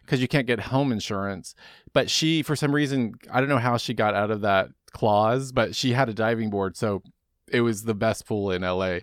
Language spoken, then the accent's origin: English; Dallas, Texas, United States; I grew up in Dallas, Texas